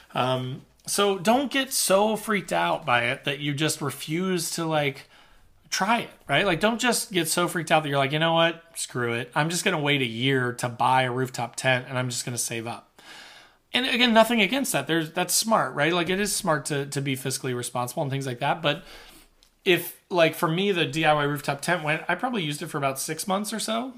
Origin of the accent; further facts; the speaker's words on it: Midwest, United States; I'm from the Midwest